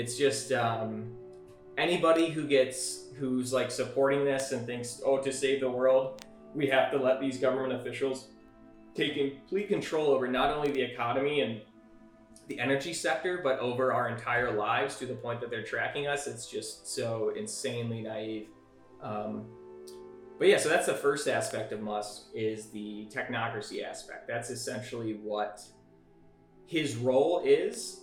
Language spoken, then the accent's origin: English; Michigan, United States; my home state of Michigan